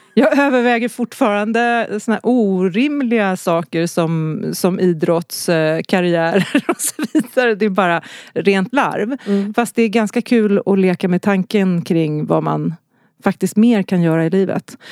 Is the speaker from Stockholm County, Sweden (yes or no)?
yes; Stockholm, Stockholm County, Sweden; also born or lived in Gävle / Skövde; Så jag flyttade till Stockholm när jag var sex.